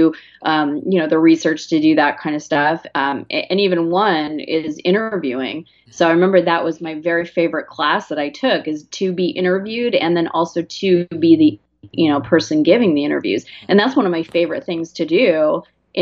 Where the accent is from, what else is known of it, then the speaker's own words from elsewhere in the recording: Arizona, United States; I'm from Arizona.